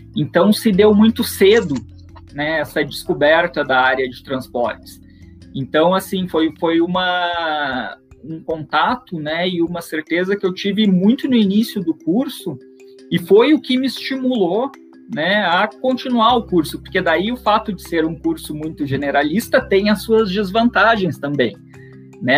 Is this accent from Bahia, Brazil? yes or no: no; Rio Grande, Rio Grande do Sul, Brazil; moved away as an adult; also born or lived in São Carlos / São Paulo; eu sou natural de, da cidade de Rio Grande, no sul do, do Rio Grande do Sul